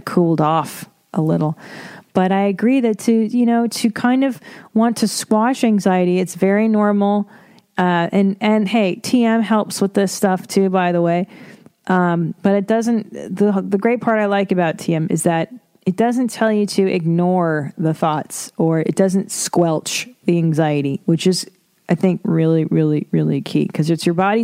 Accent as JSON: {"language": "English", "town": "Windsor", "region": "Ontario", "country": "Canada", "tie": "born or raised there", "moved": "yes", "said": "I wasn't born in Toronto. I was born in Windsor. Beautiful Windsor, Ontario."}